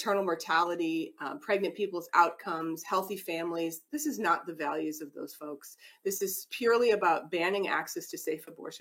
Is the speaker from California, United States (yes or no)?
no; Minnesota, United States; as a Minnesotan